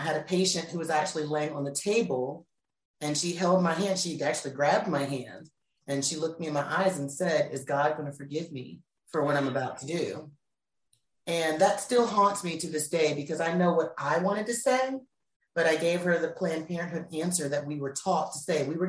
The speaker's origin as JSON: {"language": "English", "country": "United States", "also_born_or_lived": "North Carolina", "moved": "yes", "said": "I'm from the DMV area. For those of you who don't know, that's Washington, D.C., Virginia"}